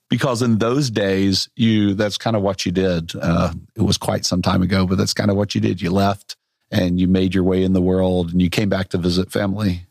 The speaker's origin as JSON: {"language": "English", "town": "Little Rock", "region": "Arkansas", "country": "United States", "tie": "born or raised there", "moved": "yes", "said": "I grew up also in Little Rock, uh, by the way, moved away, went all over the country"}